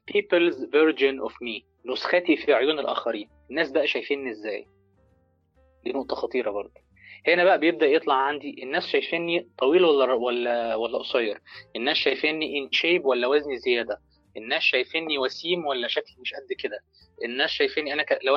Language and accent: Arabic; Egypt; بيفضل قاعد في البيرفكت مي بقى وقاعد ومدد رجليه زي ما بنقول عندنا في مصر كده